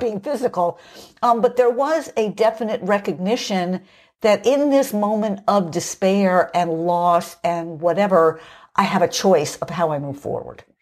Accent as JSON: {"language": "English", "country": "United States"}